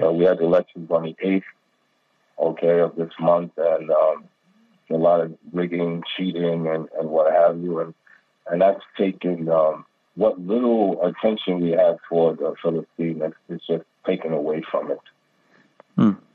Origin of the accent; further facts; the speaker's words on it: United States; now in Pakistan; I'm an American